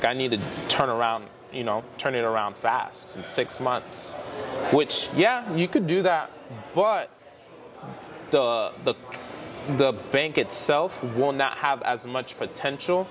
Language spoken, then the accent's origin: English; South Florida, United States; I am from South Florida, born and raised there